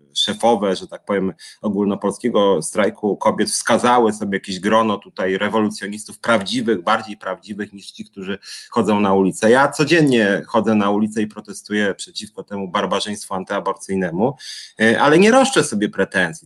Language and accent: Polish; Warsaw, Masovian Voivodeship, Poland; ja jestem z Warszawy